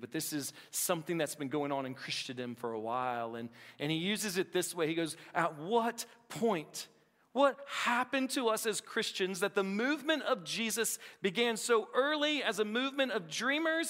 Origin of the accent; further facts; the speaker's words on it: Appalachia, United States; I'm Appalachian.